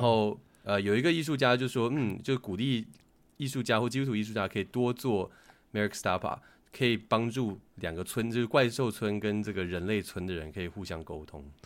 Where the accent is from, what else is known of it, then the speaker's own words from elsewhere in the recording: Hsinchu, Taiwan; 我在新竹长大嘛， 新竹其竞争压力没有像大城市那么大